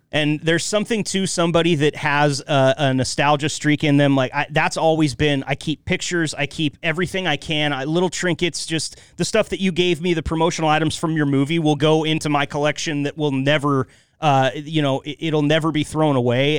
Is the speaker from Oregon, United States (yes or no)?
yes; Northeast Oregon, United States; I grew up in Northeast Oregon